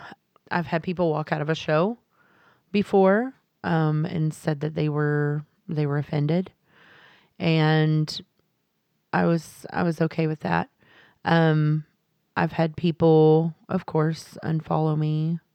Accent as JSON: {"language": "English", "region": "Texas", "country": "United States", "said": "I live in the South. I'm from Texas, like you said, a very, very small town."}